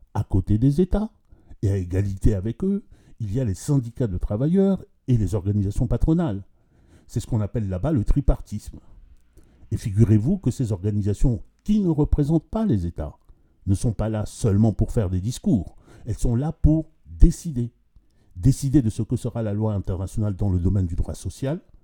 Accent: Central African Republic; Je suis centrafricain

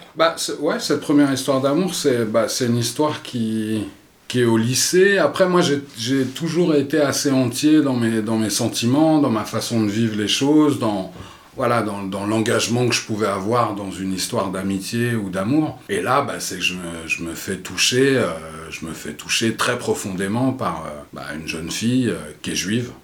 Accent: Vincennes, Île-de-France, France; je suis né à Vincennes, donc dans les années 70 il n'y avait pas beaucoup de noirs et j'étais un peu le seul noir de la, de la maternelle

